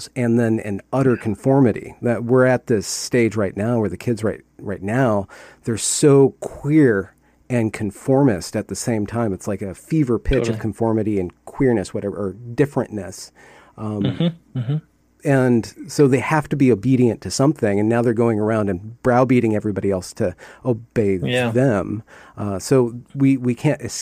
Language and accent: English; United States; as a American and a liberal